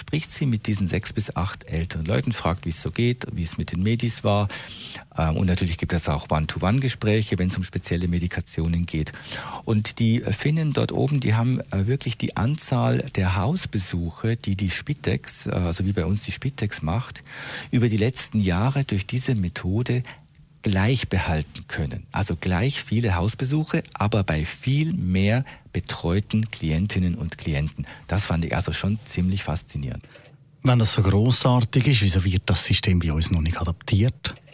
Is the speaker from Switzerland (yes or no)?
yes; Switzerland; bei uns in der Schweiz